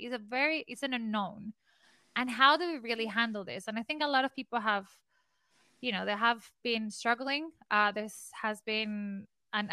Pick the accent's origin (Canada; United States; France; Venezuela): Venezuela; I am from Venezuela